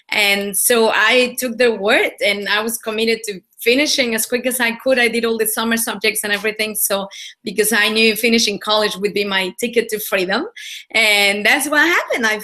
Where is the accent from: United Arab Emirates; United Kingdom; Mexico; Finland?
Mexico; now in Australia; Sure. Well, I'm originally from Mexico. I was born and bred over there. Um, I've been in Australia for about 15 years, so the accent is all a little bit mixed now